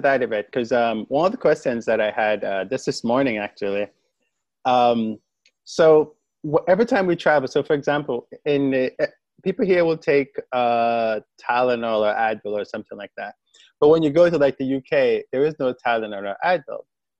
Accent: Jamaica; moved away; I'm from Jamaica and we use Panadol there.

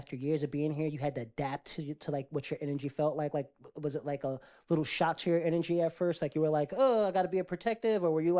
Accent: East Coast, United States; because it's a difference between being a northerner, and I'm from the East Coast, Jersey, New York

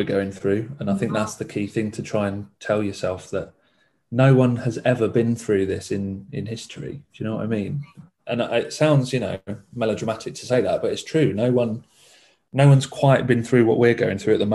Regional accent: Essex, East of England, United Kingdom; moved away; my family are from Essex. I'm from Essex. So I'm 200 miles away from all my family.

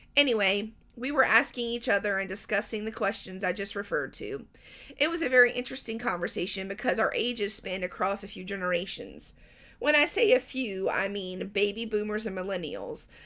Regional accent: Southern United States, United States; I'm an American, more accurately a Southern American

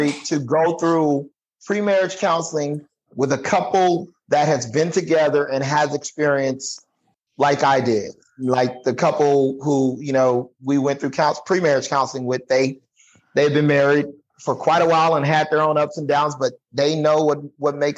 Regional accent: Texas, United States; moved away as an adult; now in Corona, United States; born and raised in Texas

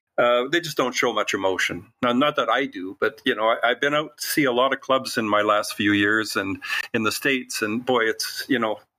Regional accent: Canada; Well, I am. Can you tell my accent?

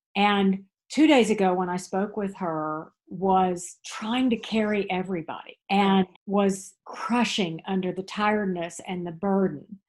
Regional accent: Texas, United States; now in Tryon, North Carolina, United States; growing up in Texas.

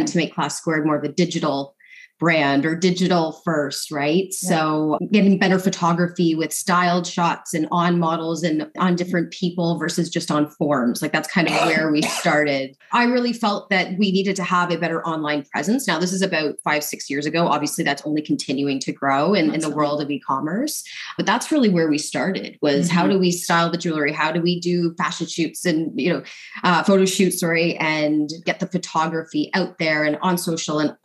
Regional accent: London, Ontario, Canada; we're actually in the house that I grew up in London, Ontario

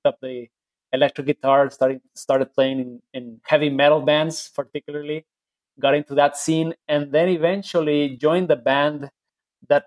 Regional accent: Guadalajara, Jalisco, Mexico; I grew up in Mexico, in Guadalajara, Jalisco, which is the land of mariachi

